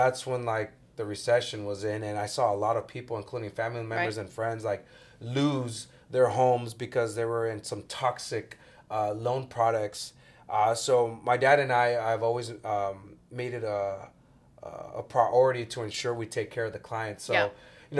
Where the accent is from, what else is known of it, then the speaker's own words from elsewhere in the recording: Santa Ana, California, United States; Right there on Cubden and Birch, where Lathrop and Franklin Elementary is at. I went to Franklin.